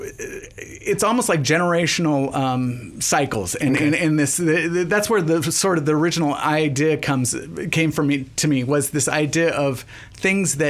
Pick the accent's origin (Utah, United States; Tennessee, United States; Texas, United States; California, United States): California, United States; Healdsburg; also born or lived in San Francisco; being born and raised Northern Californian, I was born in San Francisco and raised in Hillsburg